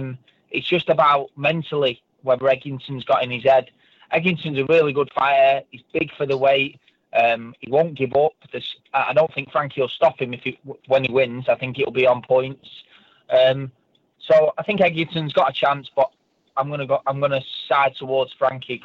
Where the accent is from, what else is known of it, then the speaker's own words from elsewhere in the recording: Birmingham, West Midlands, United Kingdom; moved away; I'm from Birmingham originally